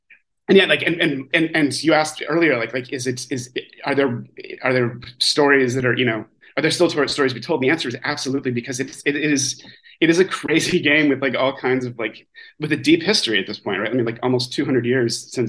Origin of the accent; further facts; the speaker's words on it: St. Louis, Missouri, United States; I'm originally from St. Louis.